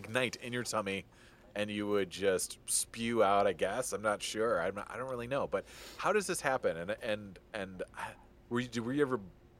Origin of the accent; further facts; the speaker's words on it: just outside of Detroit, Michigan, United States; I grew up just outside of Detroit